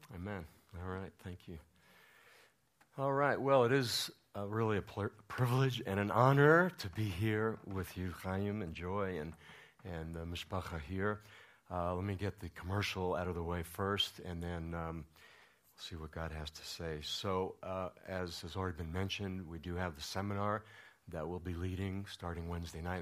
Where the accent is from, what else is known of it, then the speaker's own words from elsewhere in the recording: New York, United States; now in Colorado, United States; I'm from New York, another small town